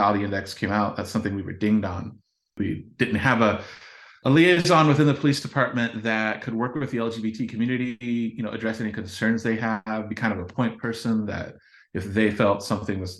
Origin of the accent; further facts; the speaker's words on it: Champaign, Illinois, United States; born and raised here, seen the city, you know, change and grow over the last nearly half century